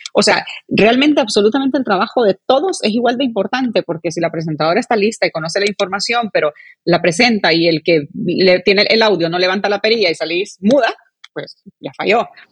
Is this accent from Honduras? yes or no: yes; Honduras; como hondureños